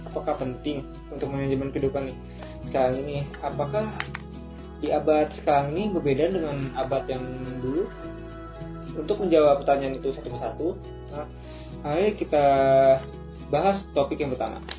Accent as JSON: {"language": "Indonesian", "town": "Palembang", "region": "South Sumatra", "country": "Indonesia", "lives_now": "Jakarta, Indonesia", "said": "Saya berasal dari Palembang dan bertempat tinggal di Jakarta."}